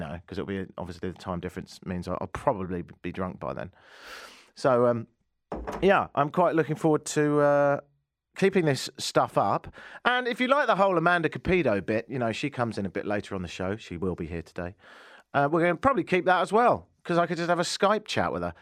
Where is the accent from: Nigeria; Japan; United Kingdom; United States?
United Kingdom; England; moved away as an adult; now in Canada; I ain't from round here and, uh, I've been here in Canada for ten and a half years and, um, I'm English